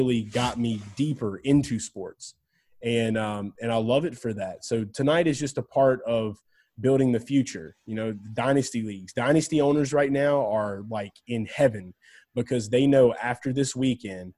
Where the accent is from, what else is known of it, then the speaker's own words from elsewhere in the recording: New Orleans area, Louisiana, United States; They were my hometown team